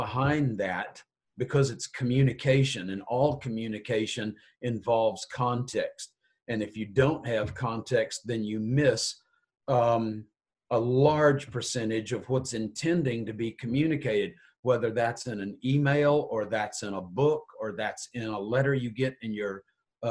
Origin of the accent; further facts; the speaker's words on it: Richmond, Virginia, United States; moved away as an adult; also born or lived in Mississippi / Israel; I was born in Richmond, Virginia and grew up there